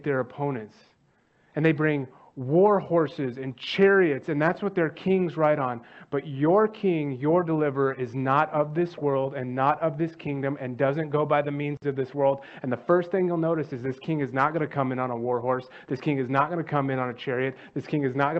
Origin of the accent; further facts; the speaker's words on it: Dallas, Texas, United States; I'm from Dallas